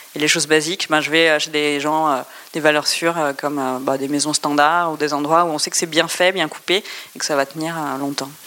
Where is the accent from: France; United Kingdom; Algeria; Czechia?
France; Brest, Brittany; Je suis née à Brest